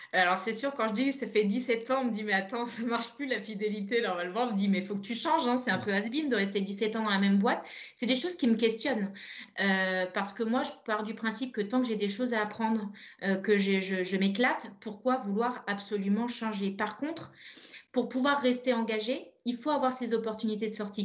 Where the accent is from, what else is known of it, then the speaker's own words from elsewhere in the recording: Brittany, France; pour nous bretonnes